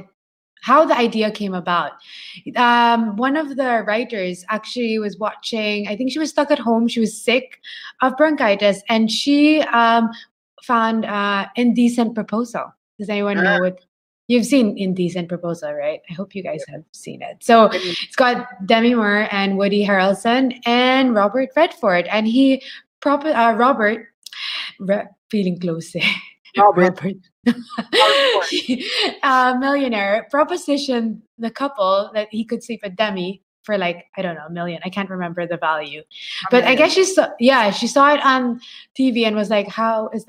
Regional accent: Philippines; moved away; I come from the Philippines

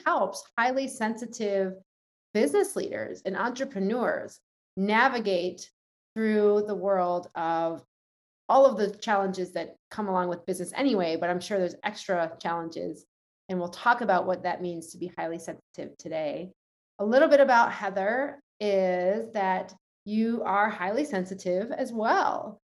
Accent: New York City, New York, United States; as a New Yorker

